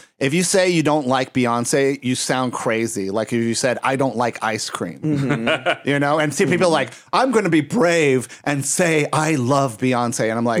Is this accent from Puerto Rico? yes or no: yes; Puerto Rico; moved away; also born or lived in Texas; I'm from Puerto Rico. I'm Texarican, though. I lived in Texas for six years. I have family there